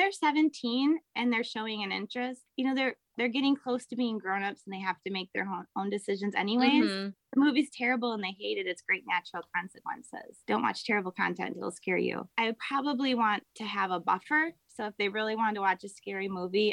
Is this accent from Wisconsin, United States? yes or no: yes; Wisconsin, United States; I grew up in Wisconsin